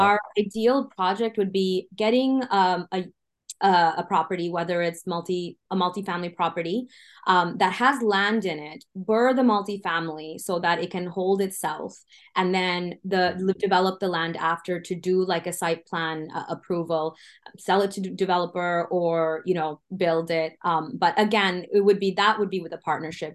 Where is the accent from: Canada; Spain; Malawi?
Canada; also born or lived in United States; as a Canadian